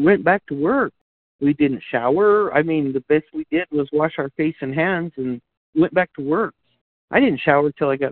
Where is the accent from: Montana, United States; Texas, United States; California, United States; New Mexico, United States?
New Mexico, United States; Grants; I was born and raised right here in Grants, New Mexico